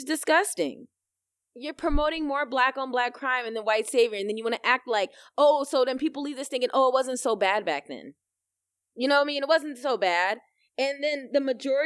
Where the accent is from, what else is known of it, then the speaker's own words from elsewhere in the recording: United States; us being African American